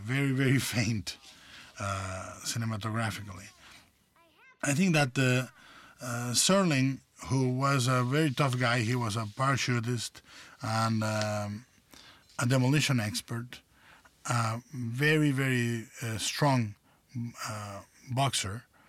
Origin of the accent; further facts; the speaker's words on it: Mexico; as a child uh, growing up in Mexico